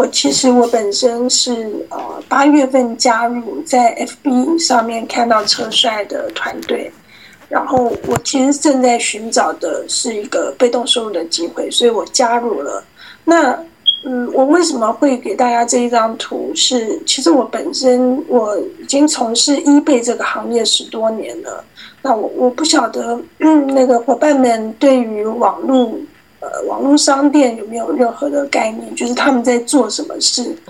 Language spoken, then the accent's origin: Chinese; Florida, United States; 我是来自美国佛罗里达州，嗯，